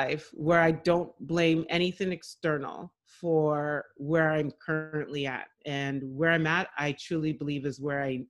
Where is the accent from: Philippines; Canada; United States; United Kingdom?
Canada; Ottawa, Ontario; born there; I was born in Ottawa, but my parents raised us like we are from there, and I'm so proud of my heritage